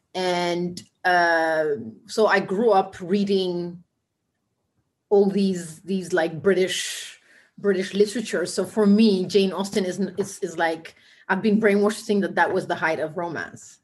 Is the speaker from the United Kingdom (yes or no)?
no; Ethiopia; now in Amsterdam, Netherlands; we grew up in similar in a sim- similar era in Ethiopia